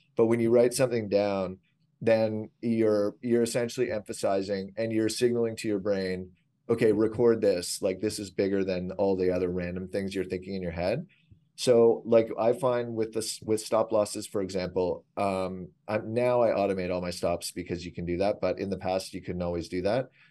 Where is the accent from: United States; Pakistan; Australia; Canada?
Canada; I'm Canadian